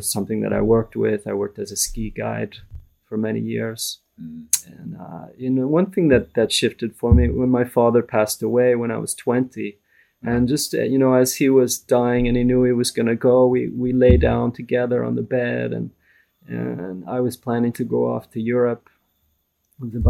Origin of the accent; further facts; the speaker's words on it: Vancouver, British Columbia, Canada; I grew up in Vancouver, in Canada, in a very ordinary non-religious family